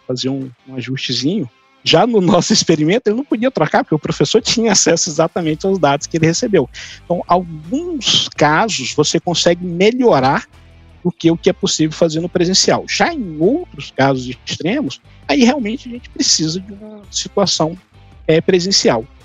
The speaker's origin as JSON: {"language": "Portuguese", "town": "Sucupira do Riachão", "region": "Maranhão", "country": "Brazil", "tie": "born or raised there", "moved": "yes", "said": "lá em São João dos Patos, Sucupira do Riachão, minha terra natal"}